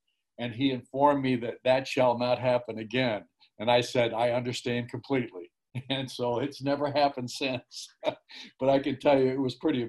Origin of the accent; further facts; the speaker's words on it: Illinois, United States; moved away; Literally, I grew up in Illinois. A little background here. I grew up in the state of Illinois, and the University of Illinois was my favorite college team growing up, obviously.